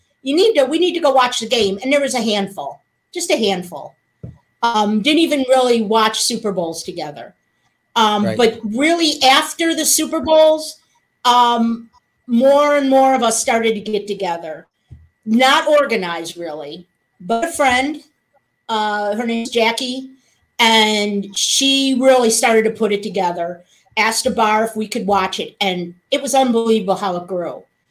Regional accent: West Seneca, New York, United States; now in Nashville, United States; West Seneca, New York.

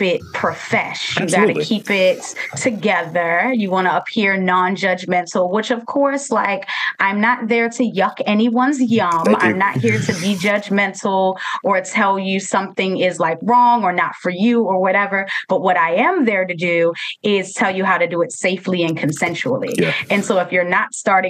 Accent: Baltimore, Maryland, United States; Baltimore is my hometown and I love it dearly

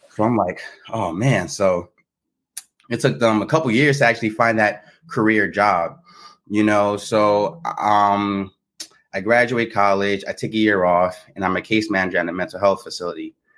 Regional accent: New Jersey, United States; moved away as an adult; now in Baltimore, United States; I'm from Jersey, born and raised, uh, but I'm currently residing in Baltimore

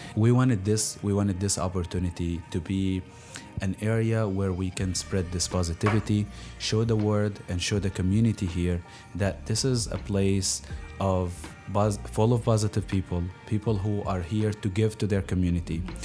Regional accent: Palestine; moved away as an adult; now in Milwaukee, United States; I was born here in Milwaukee, actually, but my family moved right away to Palestine. And I grew up there till I finished high school, and I came in here for college.

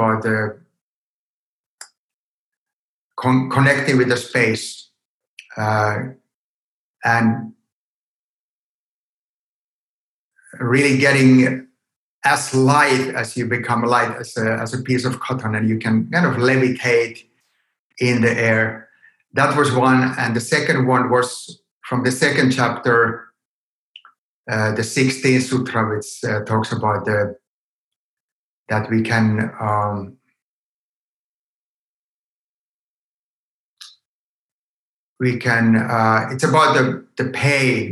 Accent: Helsinki, Uusimaa, Finland; I grew up in Helsinki

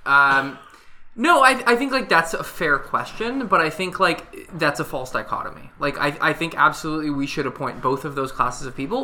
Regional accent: Washington, United States; now in Canada; I grew up in Washington State

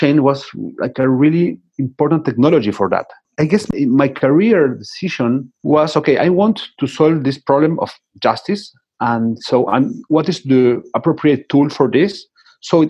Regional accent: Buenos Aires, Argentina; I was born in Buenos Aires, Argentina

